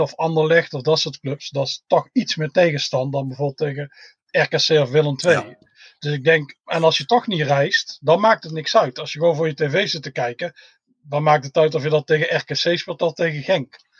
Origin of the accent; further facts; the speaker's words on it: Tilburg, North Brabant, Netherlands; moved away as an adult; now in Scotland; ik kom uit Tilburg